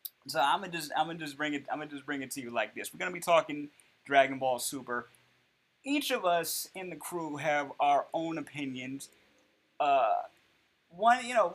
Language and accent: English; United States